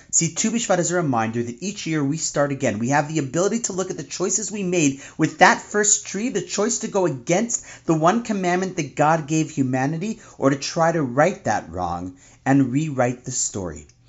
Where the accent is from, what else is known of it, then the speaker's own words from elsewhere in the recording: Toronto, Ontario, Canada; my hometown of Toronto